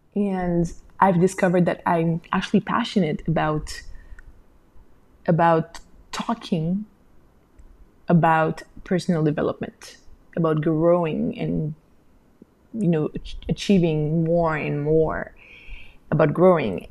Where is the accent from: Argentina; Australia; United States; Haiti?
Haiti; also born or lived in Montreal, Canada; I came back to my home country and I opened a small maternity boutique with my sister